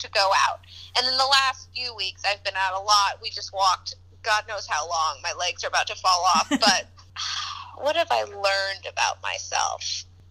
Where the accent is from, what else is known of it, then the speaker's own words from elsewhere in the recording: Kansas, United States; now in Chicago, United States; I'm from Kansas